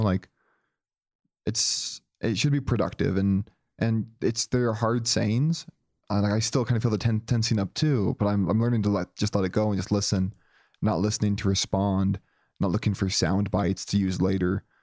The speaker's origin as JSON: {"language": "English", "town": "Joplin", "region": "Missouri", "country": "United States", "tie": "born or raised there"}